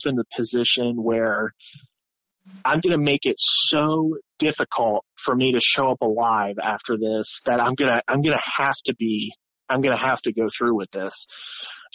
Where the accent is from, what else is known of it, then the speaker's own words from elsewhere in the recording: Ohio, United States; we're all kids from Ohio